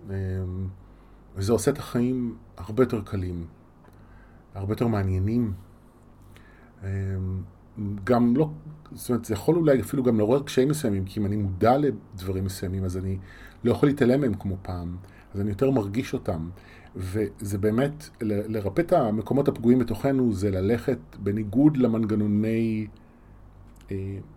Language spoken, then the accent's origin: Hebrew; Yavne, Central District, Israel; also born or lived in Rishon LeZion; now in Tel Aviv, Israel; נולדתי בראשון וגדלתי ביבנה רוב חיי, עד שעזבתי לתל אביב